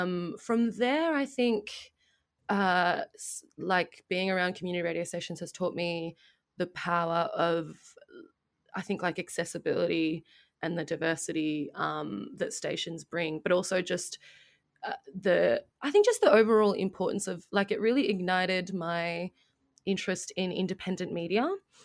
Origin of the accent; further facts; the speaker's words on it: Melbourne, Victoria, Australia; I grew up in Melbourne